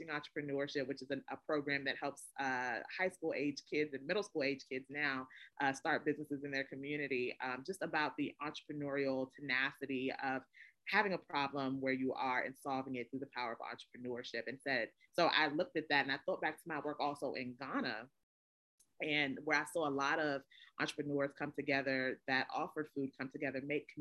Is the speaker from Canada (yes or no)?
no; Washington, District of Columbia, United States; I grew up here in Ward 7